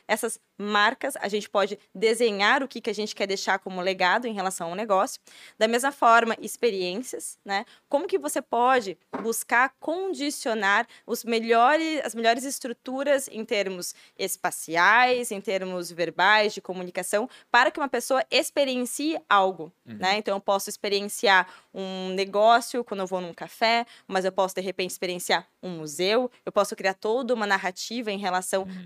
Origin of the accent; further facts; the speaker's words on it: Curitiba, Paraná, Brazil; moved away as an adult; now in Blumenau, Brazil; Eu sou de Curitiba.